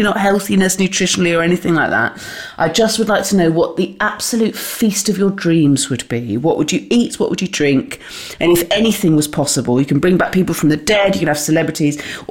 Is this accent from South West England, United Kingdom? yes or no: yes; West Country, South West England, United Kingdom; We're both from the West Country on the southwest of England